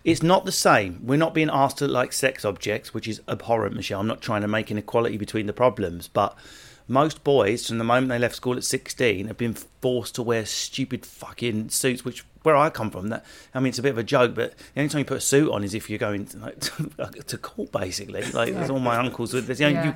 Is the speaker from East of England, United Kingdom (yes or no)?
yes; Essex, East of England, United Kingdom; I come from Essex.